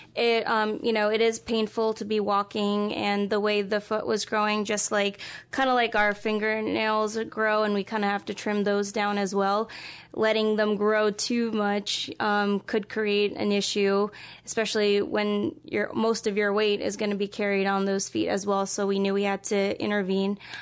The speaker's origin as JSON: {"language": "English", "region": "East Coast", "country": "United States", "tie": "born or raised there", "also_born_or_lived": "Philadelphia / Kansas", "moved": "as an adult", "lives_now": "Des Moines, United States", "said": "I was more or less born and raised in the East Coast"}